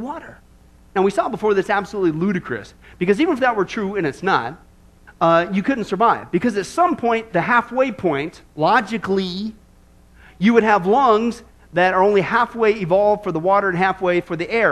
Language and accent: English; Midwest, United States; I grew up in the Midwest